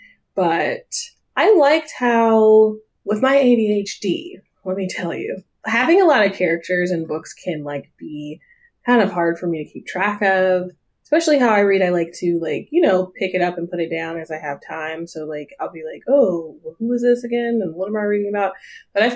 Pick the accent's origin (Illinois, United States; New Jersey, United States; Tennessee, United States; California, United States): Tennessee, United States; Nashville; moved away; also born or lived in Atlanta, Georgia / East Coast; I was raised in Nashville